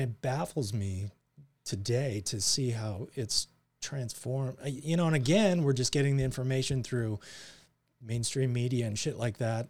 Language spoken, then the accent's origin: English; Surrey, British Columbia, Canada; born or raised there; also born or lived in New Westminster, Canada; now in United States